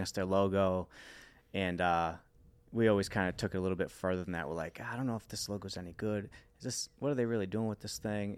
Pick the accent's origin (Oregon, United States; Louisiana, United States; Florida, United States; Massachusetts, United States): Massachusetts, United States; Worcester; born and raised in the Worcester, Massachusetts area